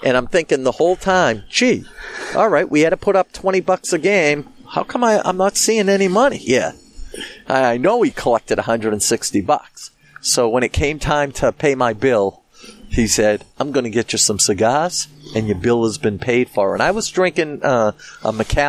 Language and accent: English; Boston, Massachusetts, United States; the Boston area